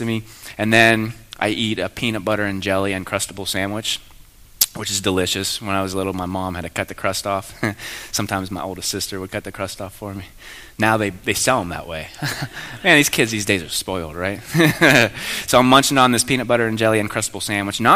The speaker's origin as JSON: {"language": "English", "town": "Belle Vernon", "region": "Pennsylvania", "country": "United States", "tie": "born or raised there", "also_born_or_lived": "San Diego / Annapolis", "moved": "as an adult", "said": "I grew up in Belle Vernon"}